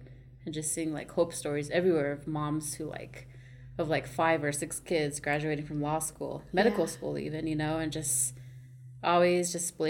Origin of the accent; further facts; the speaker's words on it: Pryor, Montana, United States; So, I grew up on the Crow Reservation. My mom is Crow, but I'm also part Lakota. My dad's from the Standing Rock Reservation in South Dakota. So, I grew up on the reservation in Pryor